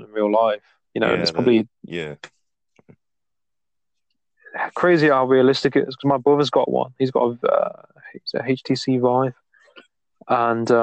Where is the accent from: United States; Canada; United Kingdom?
United Kingdom; England; I'm English myself